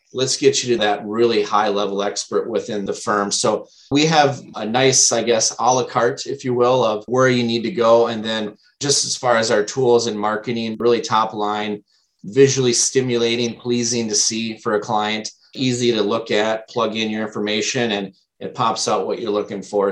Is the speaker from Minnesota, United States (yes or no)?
yes; Minnesota, United States; also born or lived in Wisconsin; I am from the Midwest, born and raised in Minnesota